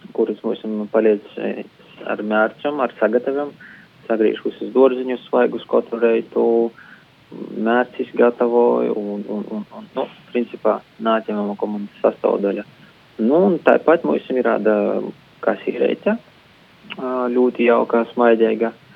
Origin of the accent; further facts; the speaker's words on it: Rēzekne, Latgale, Latvia; moved away as an adult; now in Riga, Latvia; mēs abi esam no Rāzakņas ar Denisu